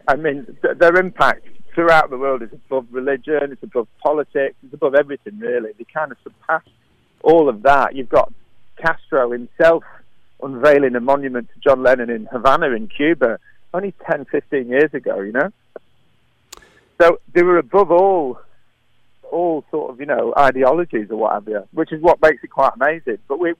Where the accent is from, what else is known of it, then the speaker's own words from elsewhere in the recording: North West England, United Kingdom; accent: Scouse; Oh, well, just outside of Liverpool, actually.